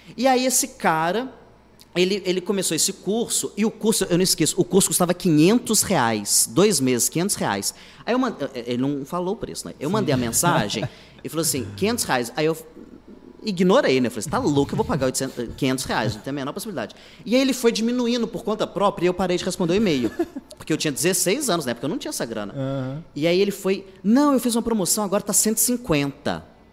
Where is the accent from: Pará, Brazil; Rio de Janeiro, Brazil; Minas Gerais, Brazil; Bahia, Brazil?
Minas Gerais, Brazil; Contagem; moved away as an adult; also born or lived in Belo Horizonte; now in Fortaleza, Brazil; eu sou de Contagem, mas Contagem. que é, é, do lado de Belo Horizonte